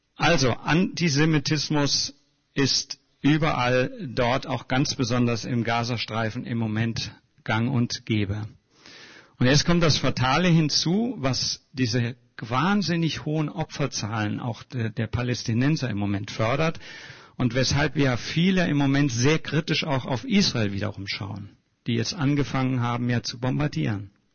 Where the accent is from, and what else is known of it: Germany